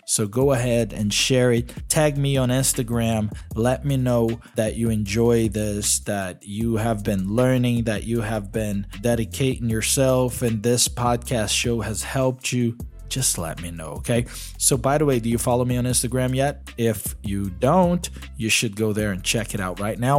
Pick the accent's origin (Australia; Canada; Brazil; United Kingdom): Brazil; first language Portuguese; English is a second language; I'm Brazilian. Portuguese is my mother tongue